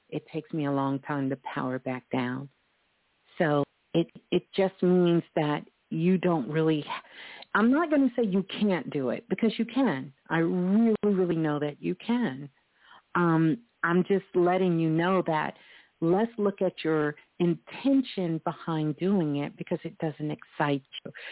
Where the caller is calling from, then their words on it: Mississippi, United States; I am calling from Mississippi.